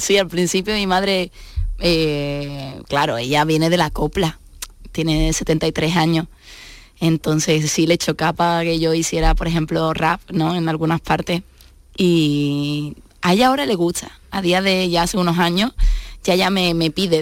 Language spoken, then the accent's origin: Spanish; Seville, Andalusia, Spain; also born or lived in Madrid / Málaga; yo me crié con mi madre. Entonces, mi padre era guitarrista y, bueno, y es cordobés, y como buen cordobés, pues se quedó allí. Y, yo soy la única de todos mis hermanos que, vive en Sevilla, que se quedó en Sevilla